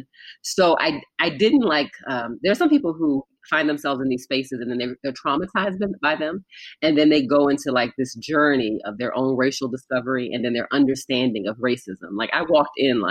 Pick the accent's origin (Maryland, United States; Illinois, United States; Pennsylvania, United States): Maryland, United States; Baltimore; I grew up in Baltimore, so not far from Philadelphia